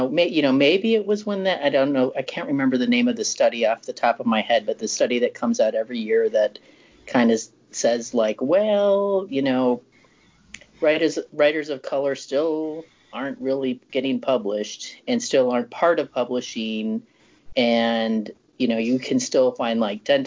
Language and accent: English; Chicago, Illinois, United States; moved away; I'm from Chicago originally